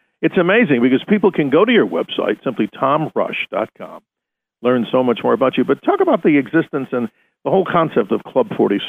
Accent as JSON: {"language": "English", "town": "New York City", "region": "New York", "country": "United States", "moved": "as an adult", "lives_now": "Arizona, United States", "said": "I was a New Yorker. You know, I'm out here in Arizona now for about 34 years, but my roots go back to New York City"}